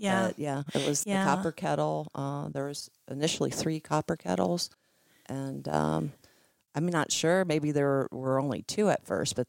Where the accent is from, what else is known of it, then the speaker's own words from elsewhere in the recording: Millersburg, Ohio, United States; after I was born in Millersburg, Ohio.